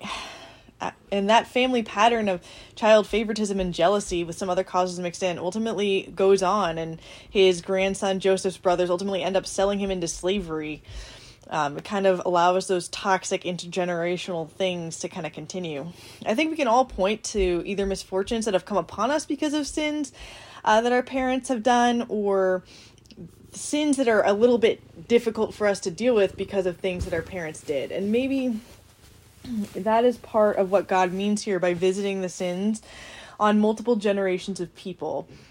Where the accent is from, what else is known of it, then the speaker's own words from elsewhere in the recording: United States; I'm an American